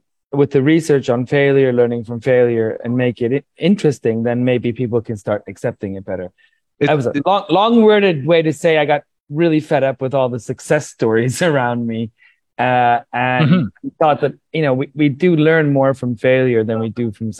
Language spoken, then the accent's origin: English; Iceland; also born or lived in California / Sweden; now in Colombia; I've lived in Sweden for most of my adult life. I'm from Iceland and California.